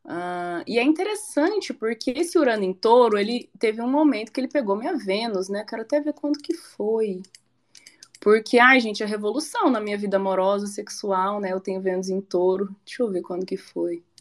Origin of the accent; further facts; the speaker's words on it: Goiânia, Goiás, Brazil; born there; now in Curitiba, Brazil; porque eu moro em Curitiba e eu falo assim, gente, mas eu nasci em Goiânia, eu nasci em Goiânia.